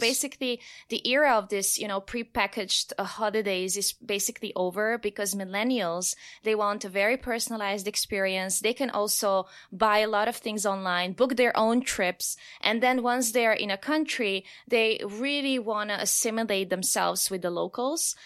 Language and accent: English; Slovenia; I'm from Slovenia